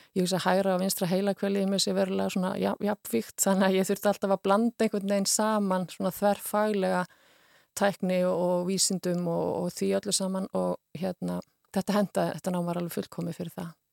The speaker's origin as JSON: {"language": "Icelandic", "town": "Húsavík", "region": "Northeastern Region", "country": "Iceland", "tie": "born or raised there", "said": "ég kem frá Húsavík er, er fætt á Húsavík"}